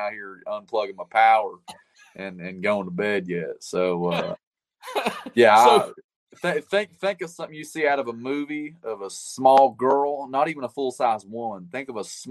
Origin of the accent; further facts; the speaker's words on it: Tennessee, United States; I'm from Tennessee